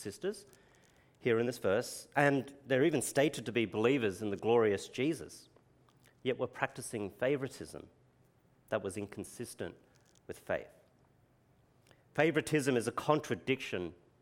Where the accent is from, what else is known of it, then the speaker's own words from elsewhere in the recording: Brisbane, Queensland, Australia; accent: Queenslander; now in Adelaide, Australia; having been born in Brisbane, I'm going to use my Queenslander accent